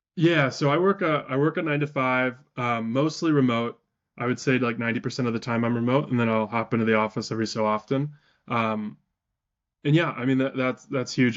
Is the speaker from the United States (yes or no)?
yes; Wisconsin, United States; I'm from Wisconsin, so we have sales tax